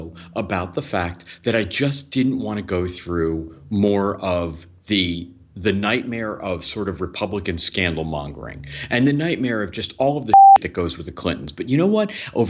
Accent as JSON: {"language": "English", "town": "Miami", "region": "Florida", "country": "United States", "tie": "born or raised there", "said": "And I grew up in Miami. If you grew up in Miami, … was like your patron saint because of Miami Vice."}